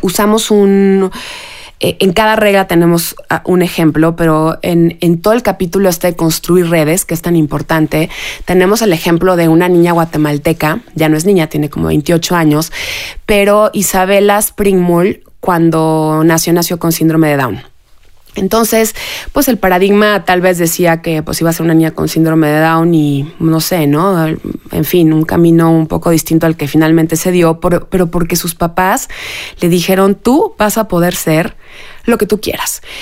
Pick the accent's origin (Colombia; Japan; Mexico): Mexico; como mexicanas, como mujeres, como mamás